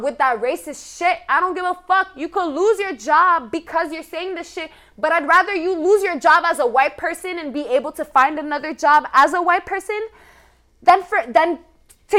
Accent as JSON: {"language": "English", "country": "Canada", "said": "we as Canadian people"}